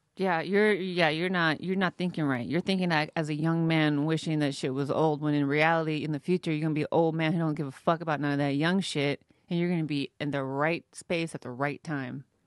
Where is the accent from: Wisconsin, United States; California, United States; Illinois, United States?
California, United States; Modesto; I'm from, uh, like, Northern California, Central California, Modesto, California.